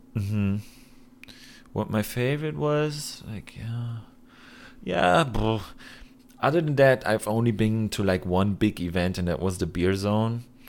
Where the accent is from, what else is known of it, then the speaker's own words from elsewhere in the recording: Germany; my home country